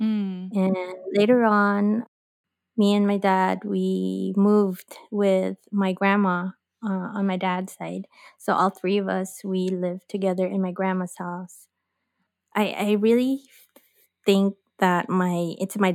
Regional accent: Philippines; moved away as an adult; now in Los Angeles, United States; I am born and raised in the Philippines.

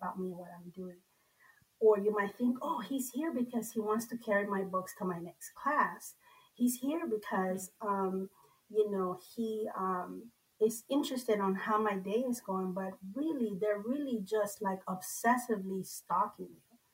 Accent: Nicaragua; moved away; The part of the culture that I grew up in Nicaragua

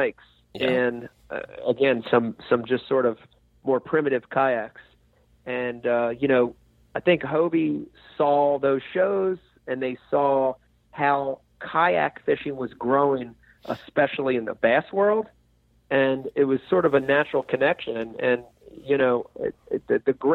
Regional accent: New Jersey, United States; growing up in New Jersey

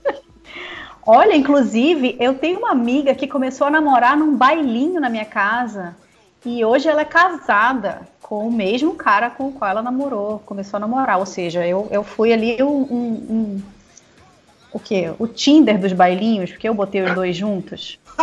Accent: Manaus, Amazonas, Brazil; como boa manauara bairrista

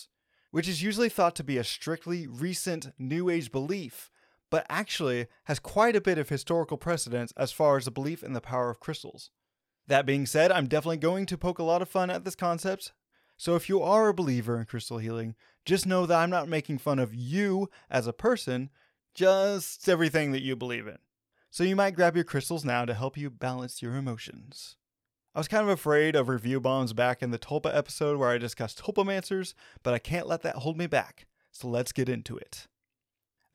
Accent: Arkansas, United States; my home state slash state I live in, Arkansas

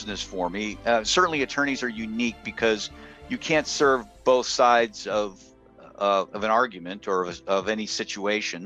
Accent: Michigan, United States; now in Ohio, United States; I'm in Ohio. I've been in Michigan. I grew up in Michigan

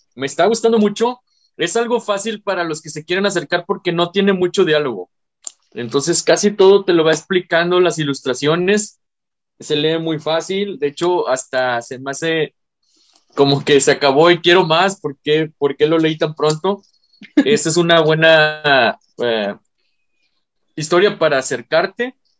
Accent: Mexico; aquí en mi país

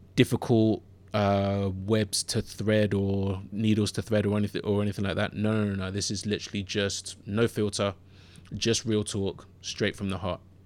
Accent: London, United Kingdom; accent: London or Southern England; also born or lived in Ghana; I grew up in Southeast London. Um, grew up in, I grew up in Bermondsey and originally born in Ghana and then moved to London w, uh, with my parents when I was th, when I was three and a half.

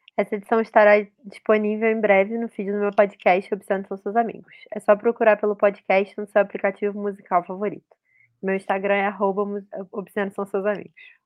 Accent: Rio de Janeiro, Brazil; eu sou do Rio de Janeiro cidade

